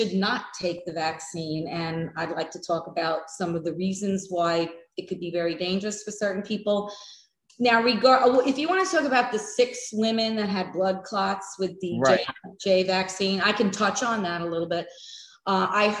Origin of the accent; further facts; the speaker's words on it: New York, United States; moved away as an adult; also born or lived in the American West; now in Florida, United States; I'm originally from New York. I made what I call my escape back in 96 and moved out west to the Wild West. And I lived out there for over two decades before relocating to Florida